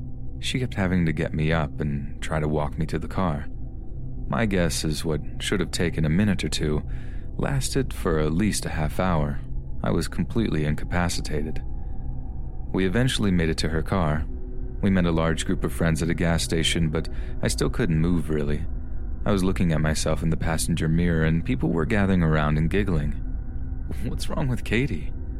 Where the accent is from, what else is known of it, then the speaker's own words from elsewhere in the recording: Las Vegas, Nevada, United States; I grew up in Las Vegas, and there is a huge freeway that runs through the desert and makes a giant loop around the city called the 215.